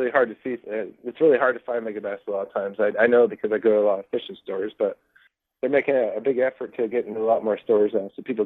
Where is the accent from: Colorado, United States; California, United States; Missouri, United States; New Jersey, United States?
California, United States; where I grew up in California